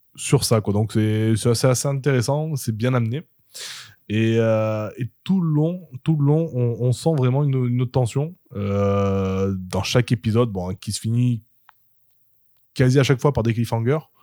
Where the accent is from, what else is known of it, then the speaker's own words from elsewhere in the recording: Marseille, Provence-Alpes-Côte d'Azur, France; en tant que Marseillais